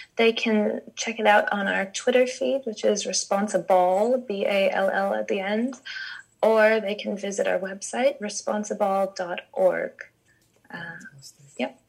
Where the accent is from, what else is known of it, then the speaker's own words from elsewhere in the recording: United States; I'm American